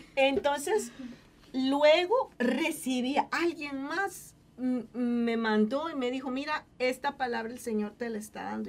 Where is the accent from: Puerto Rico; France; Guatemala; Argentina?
Guatemala; moved away as an adult; Cuando yo salí de Guatemala, para, para mí fue muy difícil el haber tenido que dejar a mi familia